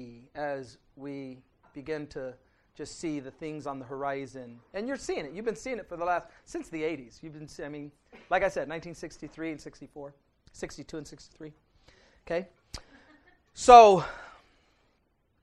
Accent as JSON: {"language": "English", "country": "United States", "said": "I'm an American."}